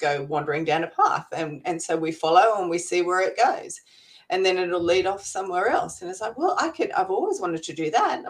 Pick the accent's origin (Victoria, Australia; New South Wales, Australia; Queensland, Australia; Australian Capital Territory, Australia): Australian Capital Territory, Australia; Canberra; now in Gold Coast, Australia; I'm originally from Canberra, which is sort of the capital city here in Australia